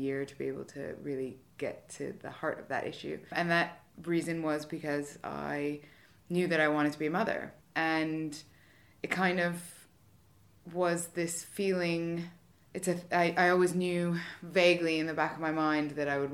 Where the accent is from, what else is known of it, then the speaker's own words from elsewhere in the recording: Canada; moved away as an adult; now in United Kingdom; I'm originally from Canada